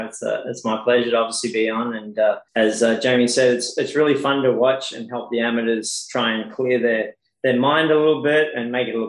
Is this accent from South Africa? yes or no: no; Tamworth, New South Wales, Australia; moved away as an adult; now in United States; it wasn't easy growing up in Tamworth.